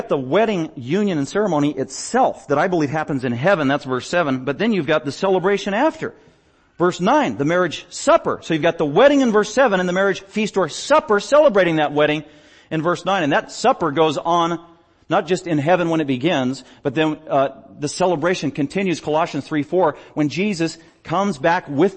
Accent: United States; I'm an American

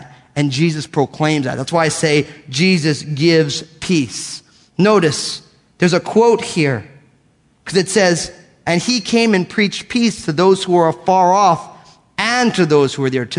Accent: United States; I'm an American. I was born and raised here.

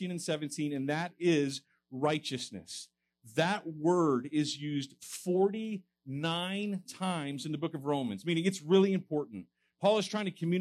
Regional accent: Texas, United States; moved away as an adult; now in Fresno, United States; I'm originally a Texan, so I'm an import

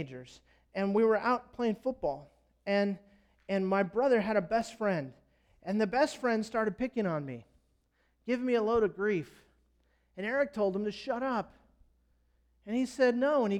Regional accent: United States; I'm an American.

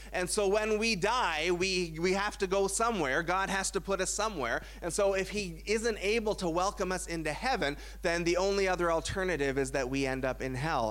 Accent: Burlington, Ontario, Canada; I grew up in Burlington, Ontario

